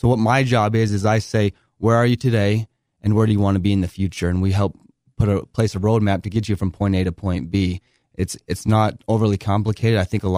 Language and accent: English; Bountiful, Utah, United States; Okay, so I grew up in Northern Utah in Bountiful. I lived there all the way up until I served an LDS mission and was gone for a couple years.